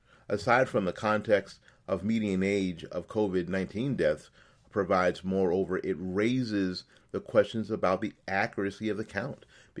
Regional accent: Florida, United States; The latest example is out of my home state of Florida

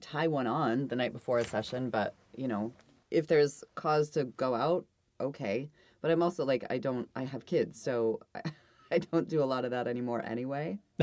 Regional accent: Idaho, United States; I'm from Idaho

